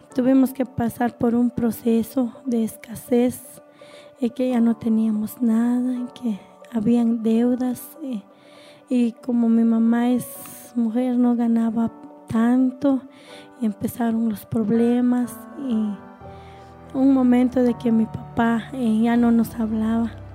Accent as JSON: {"language": "Spanish", "town": "Nahualá", "region": "Sololá", "country": "Guatemala", "said": "somos de, de Nahualá, departamento de Sololá"}